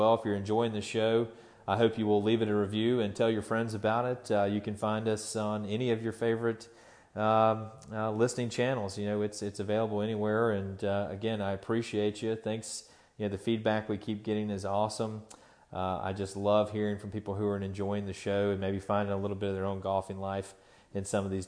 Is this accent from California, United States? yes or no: no; Tallahassee, Florida, United States; my hometown of Tallahassee